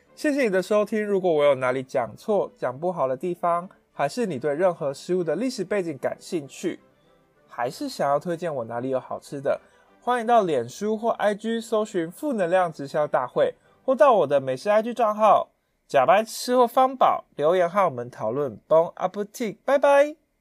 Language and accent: Chinese; Taiwan; 适合我们台湾人的口味比较淡一点